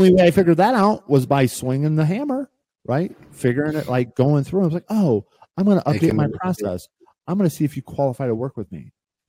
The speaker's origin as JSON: {"language": "English", "region": "Midwest", "country": "United States", "tie": "born or raised there", "said": "I grew up in the Midwest and it was sort of instilled in me like we don't charge people, Zach."}